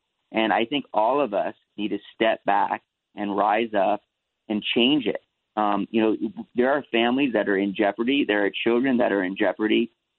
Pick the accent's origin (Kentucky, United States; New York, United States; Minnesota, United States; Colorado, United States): New York, United States; New York City; now in Los Angeles, United States; I was born in New York. And I have family there